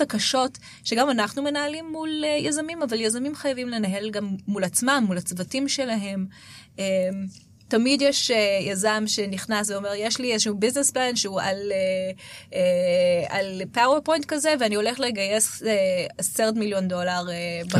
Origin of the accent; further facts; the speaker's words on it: Israel; אנחנו כישראלים